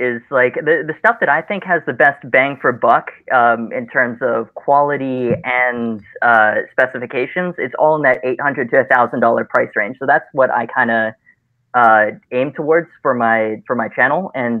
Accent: China; I grew up in China

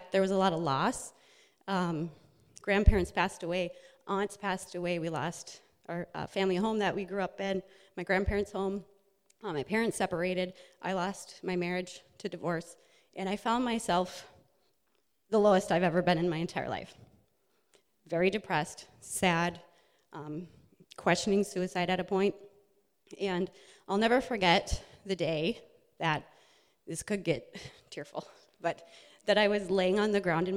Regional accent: Minnesota, United States; I was raised in Minnesota

